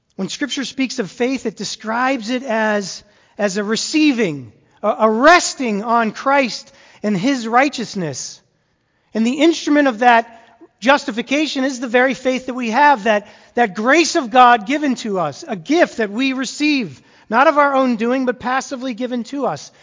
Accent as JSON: {"language": "English", "region": "Massachusetts", "country": "United States", "tie": "born or raised there", "moved": "yes", "said": "I grew up in Massachusetts"}